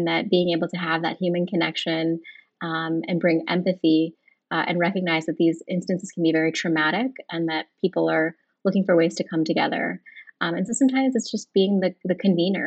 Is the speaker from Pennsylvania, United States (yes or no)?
yes; Monroeville, Pennsylvania, United States; also born or lived in Edgewood, Pennsylvania; I was born in the States and grew up in Monroeville